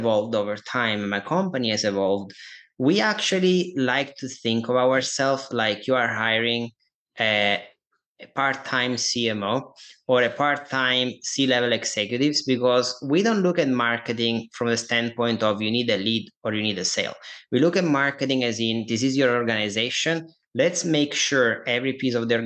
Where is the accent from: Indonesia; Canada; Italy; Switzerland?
Italy; accent: Italian; English is a second language; moved away as an adult; now in United States; I'm Italian. You probably guys can hear that from my accent here.